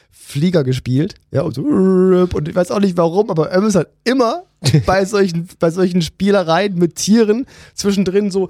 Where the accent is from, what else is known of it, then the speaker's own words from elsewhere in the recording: East Germany, Germany; Mal als Ossi mal ganz klar äh, sagen.